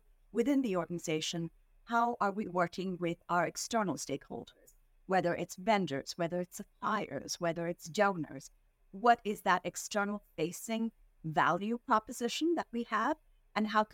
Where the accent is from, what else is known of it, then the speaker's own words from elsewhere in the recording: India; moved away as an adult; now in Philadelphia, United States; I was born and raised in India